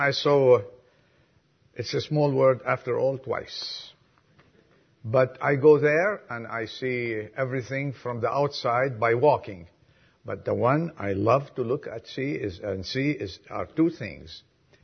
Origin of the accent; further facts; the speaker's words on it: Lebanon; now in United States; I was from Lebanon